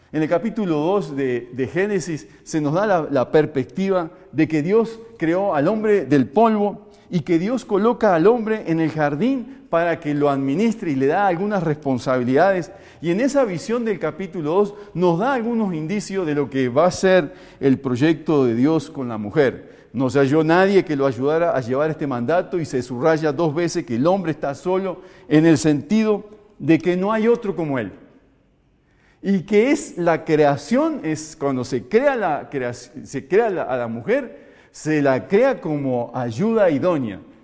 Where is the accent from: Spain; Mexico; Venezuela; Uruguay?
Uruguay; moved away as an adult; now in Colombia; Soy uruguayo y aunque llevo 22 años más aquí en Colombia y me siento un colombiano